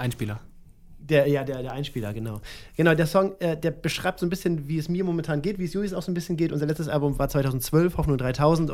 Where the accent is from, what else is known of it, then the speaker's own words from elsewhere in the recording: Northern Germany, Germany; ich komme ja auch aus dem Norden, und, also aus der Nähe von Hamburg